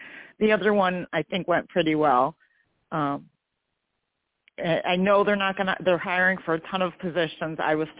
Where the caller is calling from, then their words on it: New York, United States; I'm from New York.